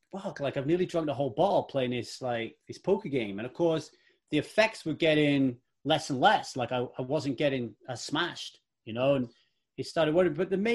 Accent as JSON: {"language": "English", "town": "Ogmore Vale", "region": "Wales", "country": "United Kingdom", "tie": "born or raised there", "also_born_or_lived": "Manchester", "said": "I was born in Manchester in the UK, home of … and Manchester United Football Club. And I lived there until I was about 10. And then we moved to Ogmore Vale in South Wales"}